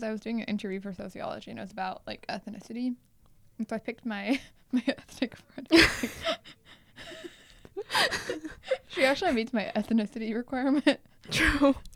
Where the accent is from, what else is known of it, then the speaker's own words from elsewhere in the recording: India; first language Telugu; Oh, by the way, like my mother tongue is Telugu, in case you're wondering.